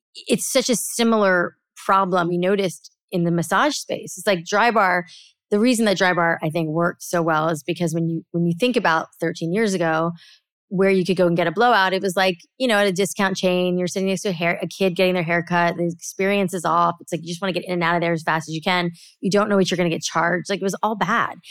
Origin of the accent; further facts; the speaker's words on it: South Florida, United States; I grew up in South Florida